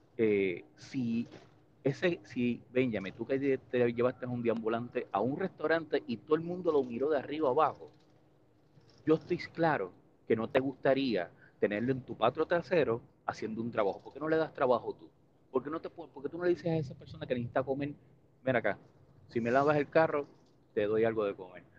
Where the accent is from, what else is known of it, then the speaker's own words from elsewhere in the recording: Puerto Rico; gracias a Estados Unidos no somos Cuba, no somos Haití, no somos República Dominicana.